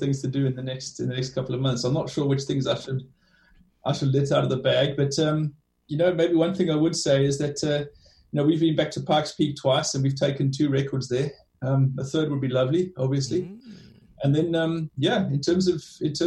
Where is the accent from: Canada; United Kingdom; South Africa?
South Africa; accent: South African; moved away; you can tell from my accent, I lived in South Africa for a long time